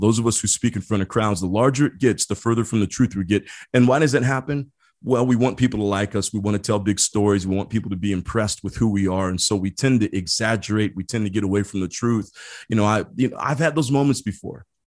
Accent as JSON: {"language": "English", "region": "Midwest", "country": "United States", "tie": "born or raised there", "moved": "yes", "said": "I grew up in the Midwest."}